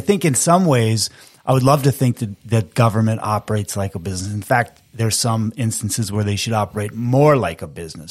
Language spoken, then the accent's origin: English; Fergus Falls, Minnesota, United States; also born or lived in Peoria, Illinois; I grew up in Fergus Falls